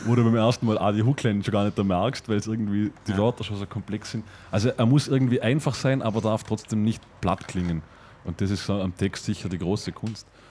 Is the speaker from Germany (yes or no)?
no; Vorarlberg, Austria; accent: Vorarlberger Dialekt; in unserem Vorarlberger Dialekt